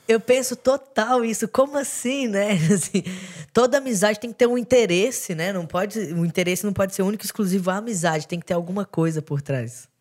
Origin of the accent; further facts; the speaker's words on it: Belo Horizonte, Minas Gerais, Brazil; now in São Paulo, Brazil; Eu sou de Belo Horizonte, então também vim, vim para São Paulo